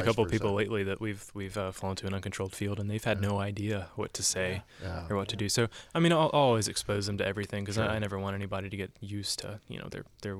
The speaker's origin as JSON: {"language": "English", "region": "the South", "country": "United States", "tie": "born or raised there", "said": "I grew up in the South. I came here and I started asking myself questions."}